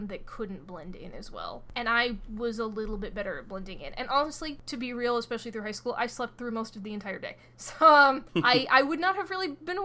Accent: Fairfax, Virginia, United States; also born or lived in Boston area; now in Boston, United States; I am from Fairfax and Chantilly, really specifically, which is kind of a boring place to grow up

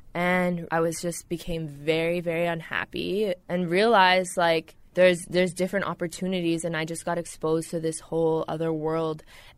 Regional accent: Ontario, Canada; now in Toronto, Canada; I was born in the Deep East, 905 area, moved to downtown Toronto 6 years ago. I was a burbs kid, but always coming into the city and got into music.

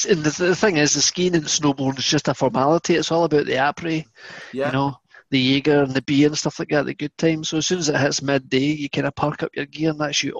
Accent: Scotland, United Kingdom; accent: Scottish; I never grew up with football, which is probably the only person in Scotland that didn't grow up with football.

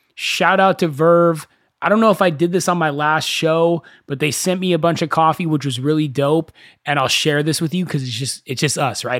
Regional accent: Thousand Oaks, California, United States; I grew up in Thousand Oaks

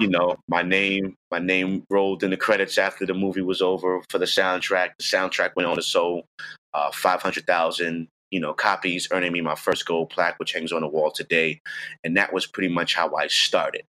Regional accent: New York City, New York, United States; I'm from the Bronx, I'm from New York.

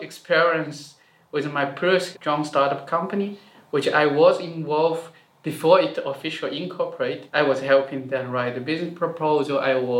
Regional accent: China; moved away as an adult; also born or lived in Germany; now in Zurich, Switzerland; I grew up in China and then went to Germany for my master's study. And I end up here at Zurich ETH for my PhD.

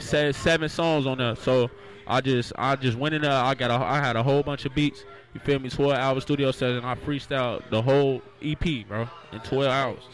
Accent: Chicago, Illinois, United States; My grandparents, both of them pastors, they still got their own church to this day right now called New Life Family Christian Center on 72nd and Emerald in Chicago. You feel me? I'm from Chicago

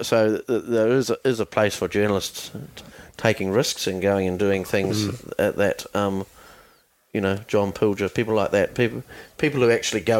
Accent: New Zealand; we're from New Zealand

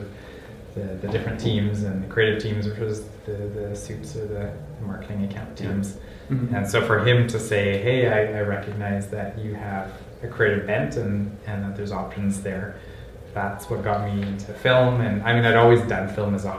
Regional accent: Alberta, Canada; also born or lived in Malaysia / Germany; I grew up on the prairies in Alberta

